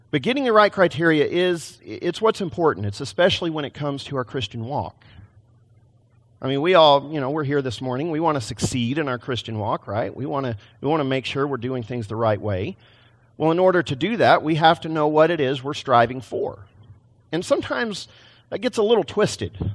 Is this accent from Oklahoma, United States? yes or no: no; Texas, United States; now in Portland, United States; I came from Texas, not Portland